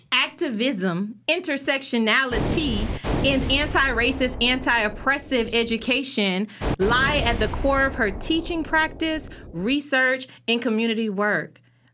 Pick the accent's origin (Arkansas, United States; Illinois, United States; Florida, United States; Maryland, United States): Florida, United States; Miami; born and raised in the County of Dade.